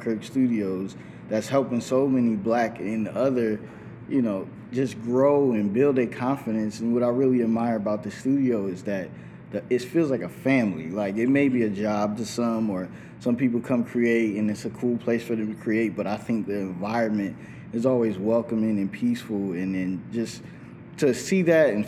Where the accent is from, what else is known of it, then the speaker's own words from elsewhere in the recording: California, United States; also born or lived in New York / Virginia; now in Atlanta, United States; I was born in New York and then I lived in Virginia, but I was raised in California